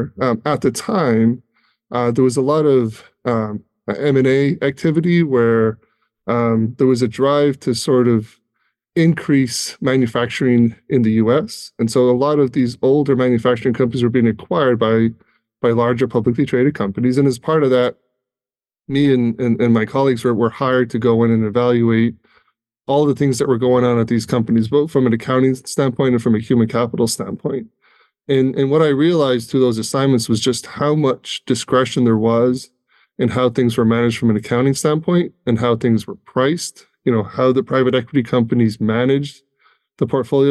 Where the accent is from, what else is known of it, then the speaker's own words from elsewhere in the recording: Ireland; now in United States; I'm originally from Ireland. So I've been in the U.S. quite a while now.